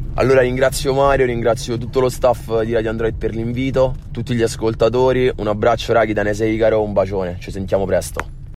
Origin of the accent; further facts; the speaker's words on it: Rome, Lazio, Italy; vengo da Roma